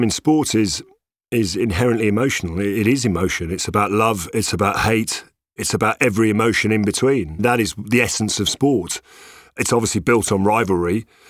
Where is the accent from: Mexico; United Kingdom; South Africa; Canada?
United Kingdom; England; born there; if you're half Irish, half Italian, that makes you quite a dangerous Englishman. Because obviously I was born here in England.